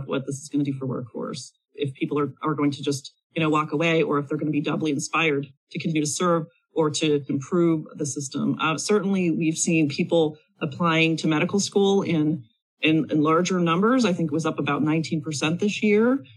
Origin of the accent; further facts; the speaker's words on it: Pennsylvania, United States; my home state in Pennsylvania